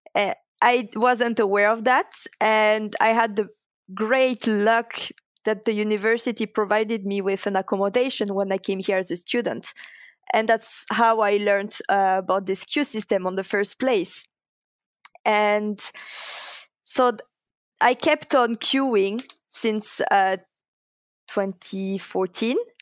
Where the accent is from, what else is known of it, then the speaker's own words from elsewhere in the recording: France; English is a second language; moved away as an adult; also born or lived in Toulouse; now in Linköping, Sweden; I am coming from France first